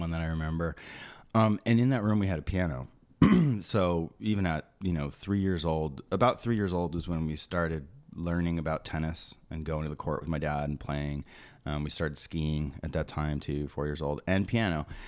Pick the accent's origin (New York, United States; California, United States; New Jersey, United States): New Jersey, United States; Maplewood; also born or lived in Summit, New Jersey; I was born in, um, Summit, New Jersey, and I grew up in Maplewood, New Jersey.